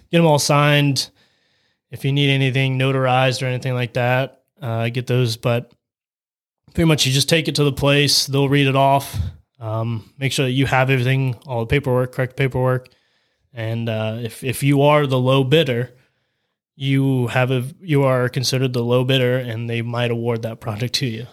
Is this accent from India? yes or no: no; Salineville, Ohio, United States; I was born and raised in Saline, Ohio